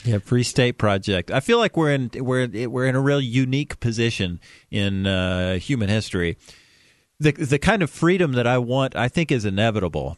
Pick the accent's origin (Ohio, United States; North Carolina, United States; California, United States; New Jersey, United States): North Carolina, United States; Asheville; moved away; I'm from Asheville, North Carolina.